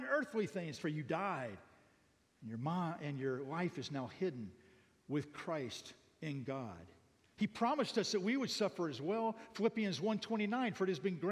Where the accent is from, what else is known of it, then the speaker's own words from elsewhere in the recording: United States; now in Thailand; I'm an American living in Thailand